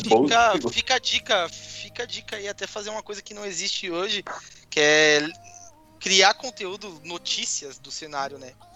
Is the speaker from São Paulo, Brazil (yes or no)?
yes; São Paulo, Brazil; now in Porto Alegre, Brazil; Eu sou de São Paulo, moro no Rio Grande do Sul, em Porto Alegre.